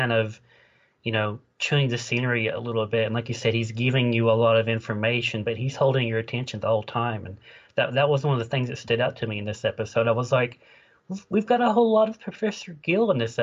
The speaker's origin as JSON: {"language": "English", "region": "the South", "country": "United States", "said": "I'm from the South"}